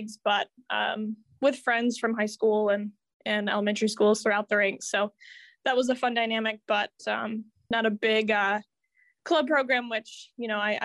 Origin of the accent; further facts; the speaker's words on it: Muskegon, Michigan, United States; I grew up in Muskegon